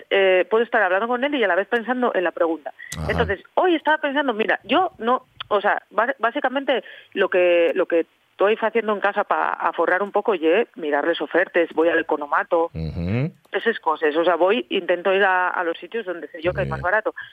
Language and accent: Spanish; Langreo, Asturias, Spain; de aquí del mi pueblo, de aquí de Angreo.